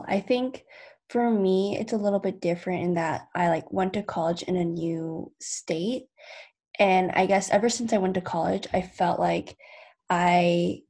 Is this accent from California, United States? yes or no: yes; San Ramon, California, United States; moved away as an adult; also born or lived in Boston; because I also have very ingrained experiences growing up in the Bay Area, I don't feel like I fully fit in Boston where I go to school.